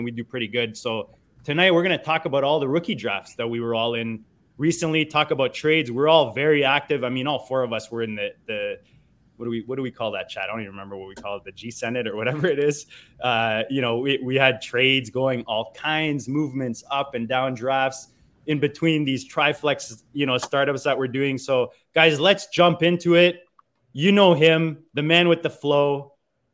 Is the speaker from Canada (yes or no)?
yes; Canada; as a Canadian